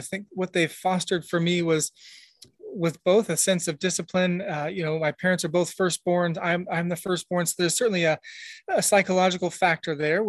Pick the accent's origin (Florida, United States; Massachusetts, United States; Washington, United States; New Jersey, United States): Washington, United States; Tacoma; born there; I was born in Tacoma, Washington, military kid. So, you know, we moved around a ton.